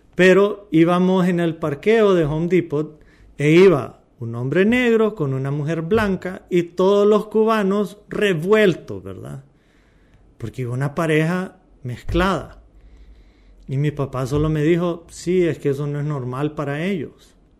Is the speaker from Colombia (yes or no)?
no; Honduras; como hondureños